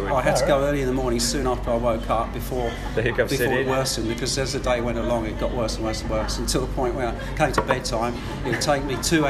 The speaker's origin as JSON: {"language": "English", "region": "London", "country": "United Kingdom", "tie": "born or raised there", "moved": "as an adult", "lives_now": "Australia", "said": "I grew up in the UK in London."}